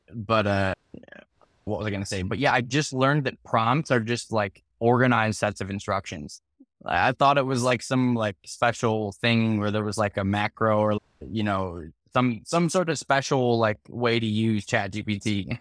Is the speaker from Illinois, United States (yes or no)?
yes; Chicago, Illinois, United States; also born or lived in Missouri; I'm from Chicago